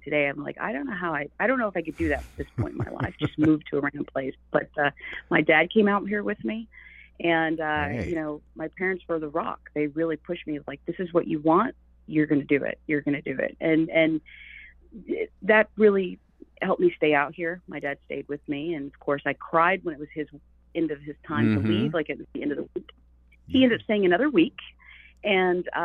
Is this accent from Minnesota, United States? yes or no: no; Okemah, Oklahoma, United States; moved away as an adult; now in Burbank, United States; I grew up in Okemah, Oklahoma. Born and raised there.